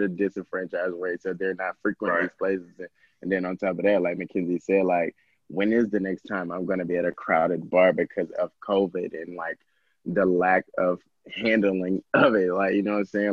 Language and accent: English; Georgia, United States; I'm from Georgia